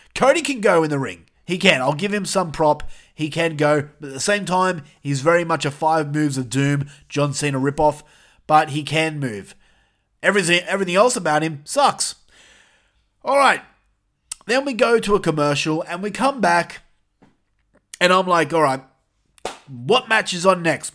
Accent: New South Wales, Australia; We're all from New South Wales

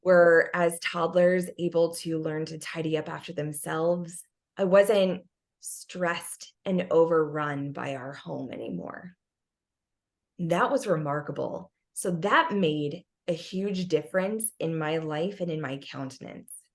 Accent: United States; as an American

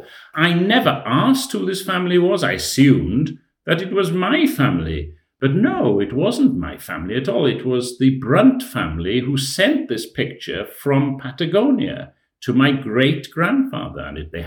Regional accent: Trefeglwys, Wales, United Kingdom; now in Shrewsbury, United Kingdom; I'm a Welshman living in Shrewsbury, and I'm from a village called Treveglwys in Montgomeryshire.

